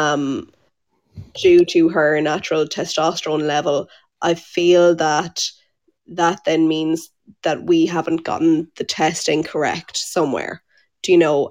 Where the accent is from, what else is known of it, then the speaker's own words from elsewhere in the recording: Tipperary, Munster, Ireland; moved away as an adult; now in Monaghan, Ireland; I'm from Tipperary. I just live here for the last few years